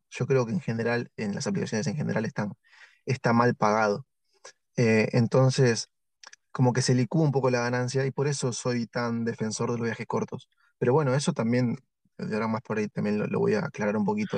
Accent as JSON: {"language": "Spanish", "town": "Tigre", "region": "Buenos Aires Province", "country": "Argentina", "said": "de donde yo soy también hay mucho trabajo ahí que se llama Tigre la ciudad"}